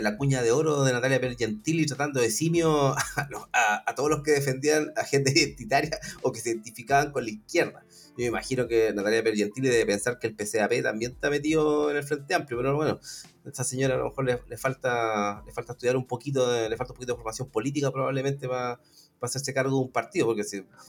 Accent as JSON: {"language": "Spanish", "country": "Chile", "said": "como, ciudadanos chilenos, o por lo menos nacionales"}